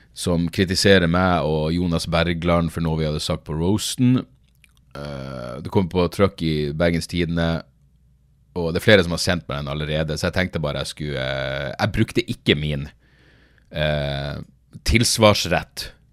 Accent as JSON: {"language": "Norwegian", "town": "Narvik", "region": "Nordland", "country": "Norway", "moved": "yes", "said": "husker jeg være hjemme i Narvik"}